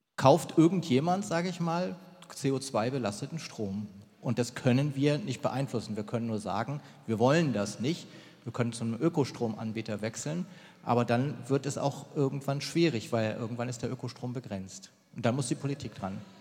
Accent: Germany; bei uns in Deutschland

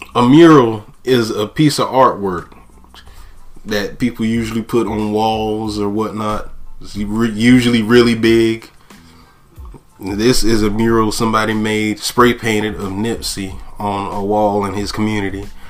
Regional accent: Goldsboro, North Carolina, United States; my hometown of Goldsboro

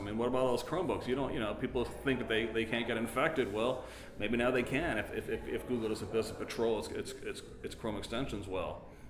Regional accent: United States; as an American

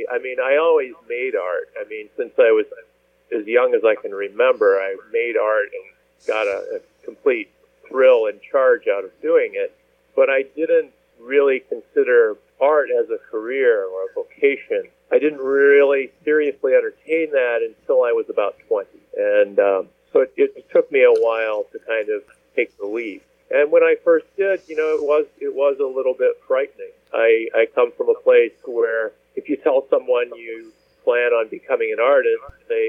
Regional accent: Midwest, United States; I grew up primarily in the Midwest, and I ended up studying art eventually, although that's not how I started out.

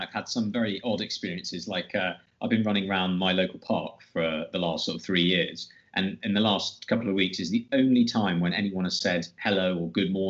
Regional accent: London, United Kingdom; as a Londoner myself

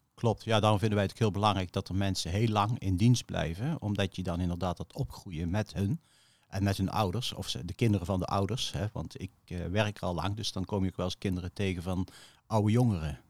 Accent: Veghel, North Brabant, Netherlands; Ik eh, ben opgegroeid in Veghel

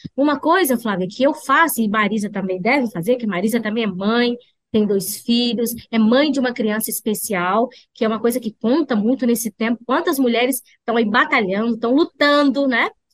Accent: Montes Claros, Minas Gerais, Brazil; Eu sou lá de Montes Claros

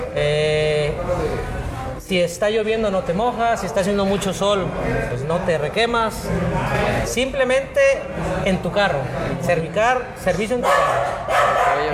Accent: Ixtlán del Río, Nayarit, Mexico; also born or lived in Guadalajara; a mi pueblo querido, Islán del Río

